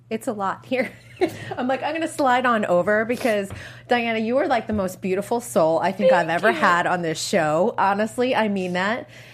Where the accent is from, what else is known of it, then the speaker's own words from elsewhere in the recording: New England, United States; I'm from New England